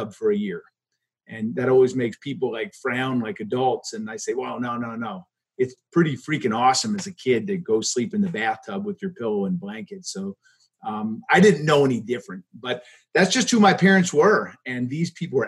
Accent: Hartwick, New York, United States; also born or lived in Philadelphia, Pennsylvania; now in St. Albans, Vermont, United States; I was a kid from Hartwick too, which is the town I was from. I wasn't from Cooperstown.

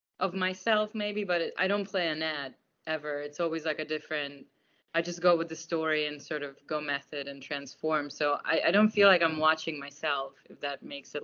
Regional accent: New York City, New York, United States; also born or lived in Russia / Afghanistan / Germany; I'm from Queens, actually.

